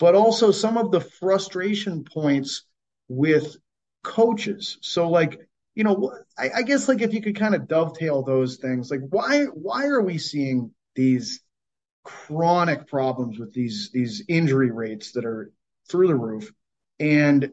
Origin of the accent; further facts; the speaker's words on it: Cape Cod, Massachusetts, United States; where I grew up, I'm from Cape Cod, Massachusetts